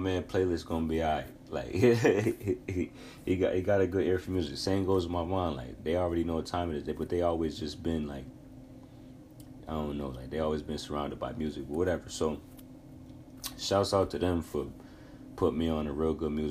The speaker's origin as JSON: {"language": "English", "region": "New York", "country": "United States", "said": "I'm from New York State."}